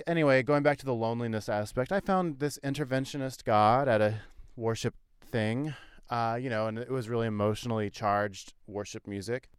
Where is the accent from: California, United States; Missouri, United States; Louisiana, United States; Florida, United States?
Missouri, United States; growing up in Missouri